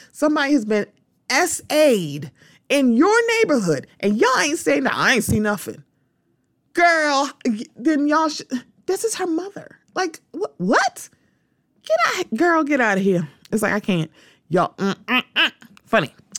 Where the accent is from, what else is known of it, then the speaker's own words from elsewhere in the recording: Baltimore, Maryland, United States; my hometown